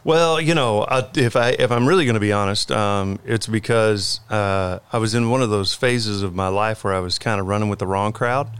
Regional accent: Conroe, Texas, United States; moved away as an adult; now in Alvin, United States; I went to school in Conroe, and then whenever I graduated high school, I think the day after graduation, I moved to Alvin

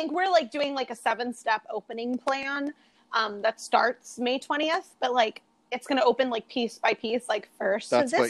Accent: Fort Lauderdale, Florida, United States; I'm from Fort Lauderdale.

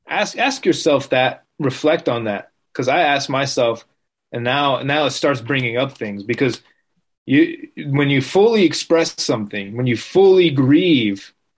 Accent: Las Vegas, Nevada, United States; born there; also born or lived in New Jersey; I was born in Vegas, but I was living in New Jersey, which I wasn't really fond of.

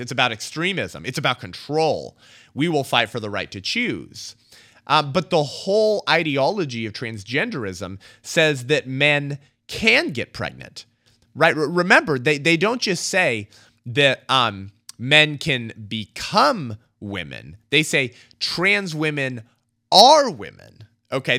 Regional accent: California, United States; my home state in California

